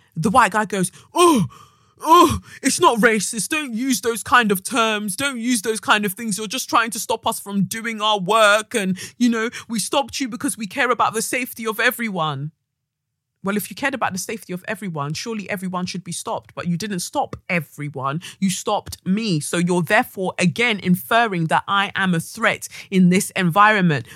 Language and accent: English; United Kingdom; our experience as Black British women of Nigerian, you know, of Nigerian heritage